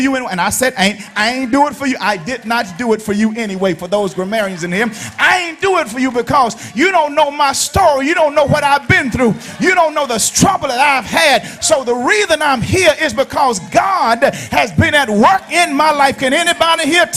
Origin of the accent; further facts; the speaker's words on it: Alabama, United States; I'm from Alabama. That's my home, Alabama.